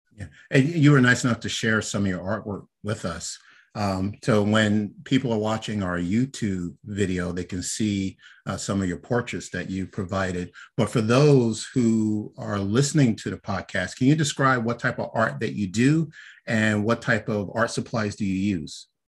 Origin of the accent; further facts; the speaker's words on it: New York City, New York, United States; moved away as an adult; also born or lived in Philadelphia / Delaware / North Jersey; now in Pennsylvania, United States; I'm actually originally from Brooklyn